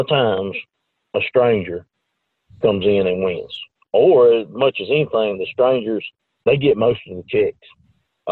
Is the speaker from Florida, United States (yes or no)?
no; Demopolis, Alabama, United States; my hometown is Demopolis